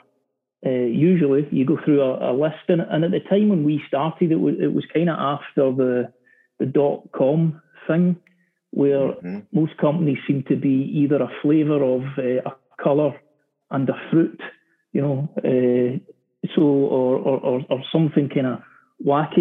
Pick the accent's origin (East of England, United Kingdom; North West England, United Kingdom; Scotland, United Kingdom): Scotland, United Kingdom; Glasgow; in Glasgow, in my hometown